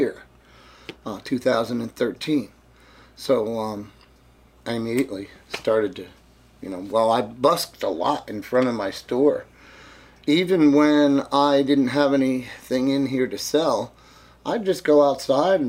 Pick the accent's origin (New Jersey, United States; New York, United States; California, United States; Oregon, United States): New Jersey, United States; Jersey City; also born or lived in Chicago; now in Clarksdale, United States; I was born in Jersey City, New Jersey. I moved to Chicago, and then I moved to Clarksdale